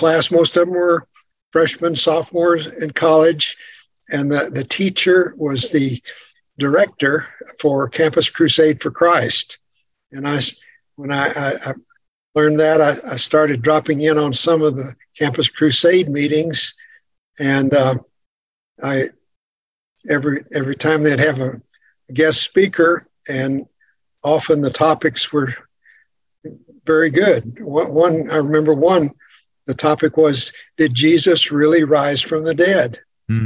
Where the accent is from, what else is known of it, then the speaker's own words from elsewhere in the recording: West Texas, United States; I grew up in Texas, in the western part of Texas, on a farm. So I'm a West Texas farm boy